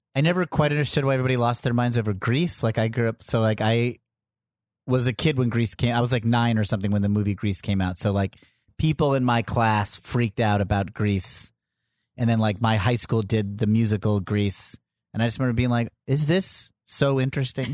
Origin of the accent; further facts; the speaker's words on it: Connecticut, United States; I grew up in Connecticut